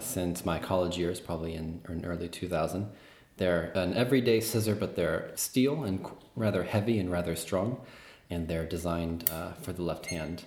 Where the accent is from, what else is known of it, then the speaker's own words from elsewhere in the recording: San Jose, California, United States; now in Berlin, Germany; I come from San Jose, California